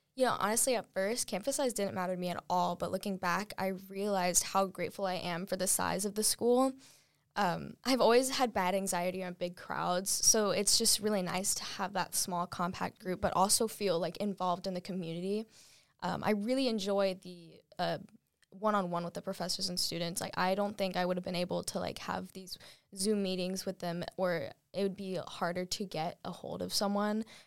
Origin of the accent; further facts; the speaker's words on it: Raleigh, North Carolina, United States; I grew up in the Raleigh traffic